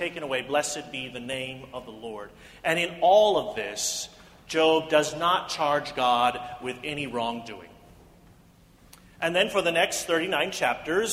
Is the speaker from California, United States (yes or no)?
no; Independence, Missouri, United States; In the church growing up in Independence, Missouri